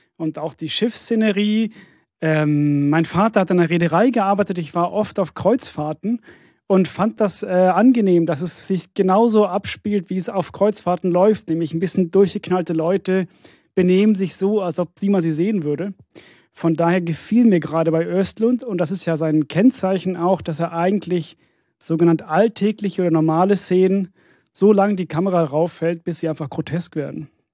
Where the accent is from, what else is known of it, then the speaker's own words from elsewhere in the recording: Sweden; moved away; ich bin in Schweden aufgewachsen